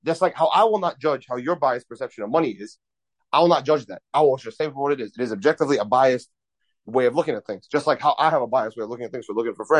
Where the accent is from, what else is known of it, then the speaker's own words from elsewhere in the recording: Kuwait; now in United States; I was born in Kuwait, and like Kuwait is in the Middle East. It's in the Gulf, next to like Dubai, Saudi Arabia, and all that. I was born into money. I was raised